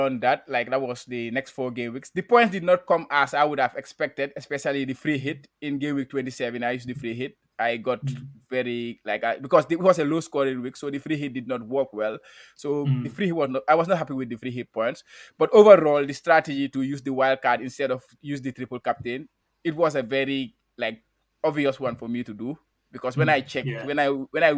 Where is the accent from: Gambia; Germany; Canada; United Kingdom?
Gambia; now in Japan; I'm a Gambian. I didn't say that, but I'm from the Gambia